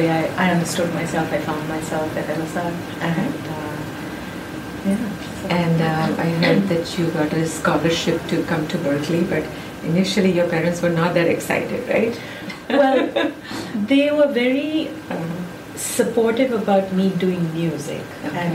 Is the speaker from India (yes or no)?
yes; India; then, of course, I'm there from India.